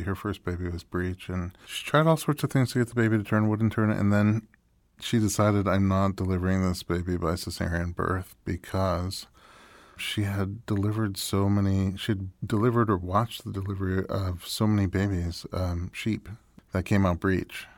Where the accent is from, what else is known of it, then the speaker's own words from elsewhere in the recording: New York, United States; moved away; also born or lived in Nebraska; I grew up in New York